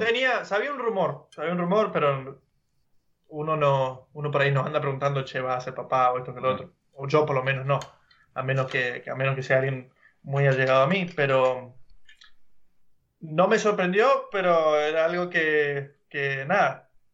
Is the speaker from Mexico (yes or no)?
no; Argentina; now in California, United States; Nosotros somos argentinos